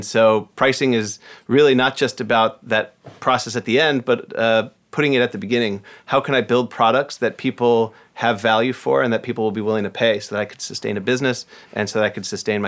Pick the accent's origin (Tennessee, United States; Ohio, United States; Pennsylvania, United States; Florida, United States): Ohio, United States; also born or lived in Michigan; now in Seattle, United States; Raised in Ohio. I moved there when I was 3 months old. Went to school at Northwestern, which is outside Chicago, and then came here. So Midwestern born and raised, and now a proud Seattleite.